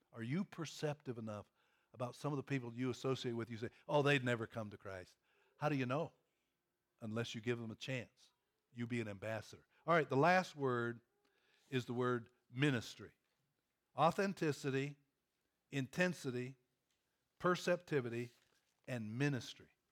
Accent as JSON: {"language": "English", "region": "Pennsylvania", "country": "United States", "tie": "born or raised there", "also_born_or_lived": "Kentucky", "moved": "yes", "lives_now": "Louisville, United States", "said": "I grew up in Pennsylvania on the farm"}